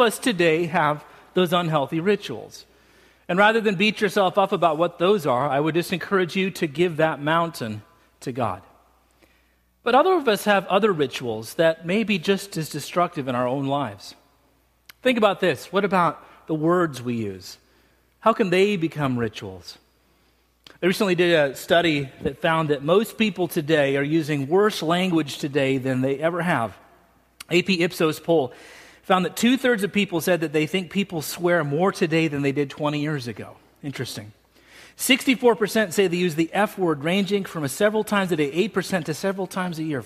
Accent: Salt Lake City, Utah, United States; moved away; I grew up in Salt Lake City, Utah

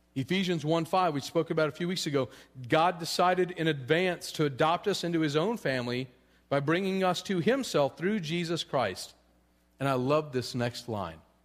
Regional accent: Colorado, United States; I'm from Colorado

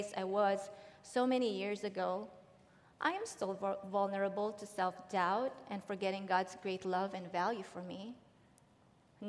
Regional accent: Philippines; now in Dublin; I was born and raised in the Philippines

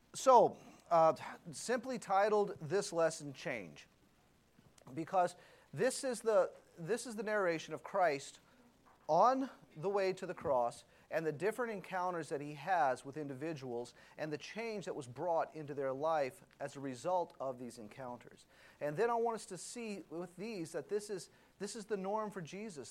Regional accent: Louisiana, United States; I was a big New Orleans Saints fan because I grew up in Louisiana.

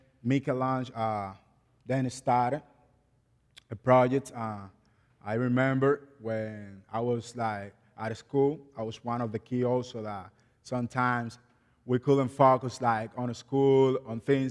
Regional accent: Guerra, Distrito Nacional, Dominican Republic; English is a second language; moved away; also born or lived in La Romana, Dominican Republic; I was born and raised in Dominican Republic

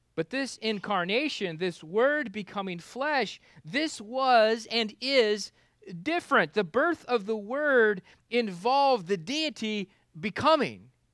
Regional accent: Kansas, United States; now in Florida, United States; I grew up in Kansas where the winters were cold enough to kill bugs.

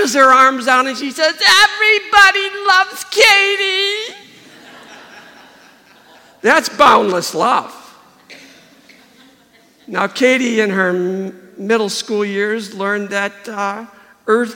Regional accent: Webster, New York, United States; I was raised in Webster, New York

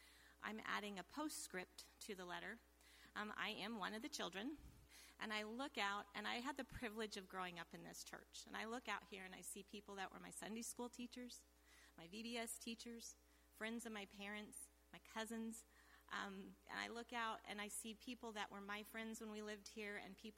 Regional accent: Hillsboro, Kansas, United States; now in Nebraska, United States; became a believer when I was in the fourth grade at a community revival service in Hillsboro, Kansas. I grew up in the Hillsboro MB Church. I moved to Nebraska in 1965

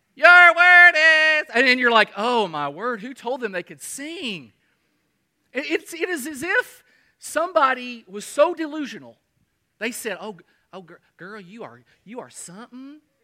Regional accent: Kentucky, United States; moved away; also born or lived in Michigan / Artesia, New Mexico; my hometown of Kentucky

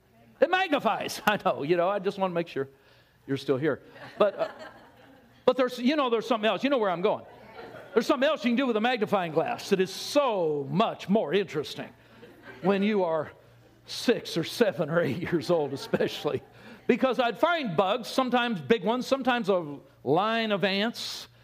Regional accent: California, United States; because Pastor Jonathan announced where I'm from now, and that's Texas. Anyway, it doesn't matter. I grew up in Southern California. And as a young guy, we lived in a suburb, a neighborhood.

